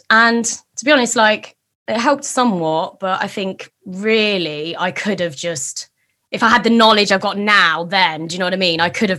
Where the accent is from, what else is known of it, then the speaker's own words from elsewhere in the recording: East Midlands, United Kingdom; Leicestershire. In the Midlands.